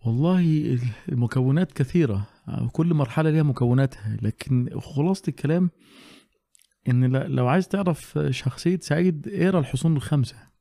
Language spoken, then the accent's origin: Arabic; Alexandria, Alexandria Governorate, Egypt; عندنا في اسكندريه